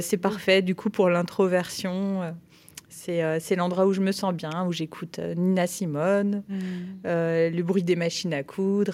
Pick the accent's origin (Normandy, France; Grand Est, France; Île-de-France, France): Grand Est, France; French side of the border near Basel; moved away; also born or lived in Perche; je suis née à, Bâle, euh, en Suisse, mais j'ai grandi euh, sur la frontière, côté français